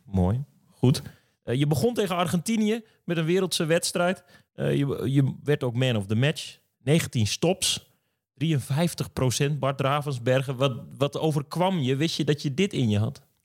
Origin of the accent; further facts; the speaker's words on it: Drenthe, Netherlands; ik kom uit Drenthe